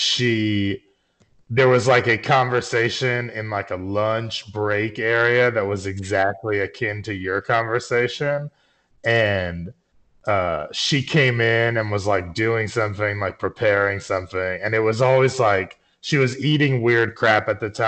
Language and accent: English; Northeast, United States; I'm from the Northeast